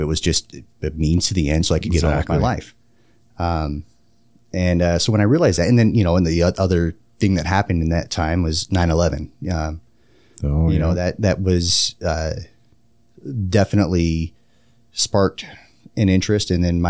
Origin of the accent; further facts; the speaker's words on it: Woodland, California, United States; Yeah, so I grew up outside Sacramento, a little town called Woodland. It's right next to Davis, where UC Davis is, which is a fairly well-known institution of higher learning. I grew up there, little small farming community, so not unlike Wisconsin.